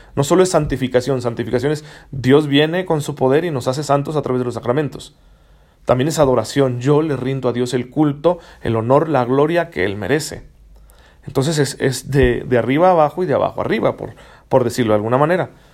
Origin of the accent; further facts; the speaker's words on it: Mexico; como mexicanos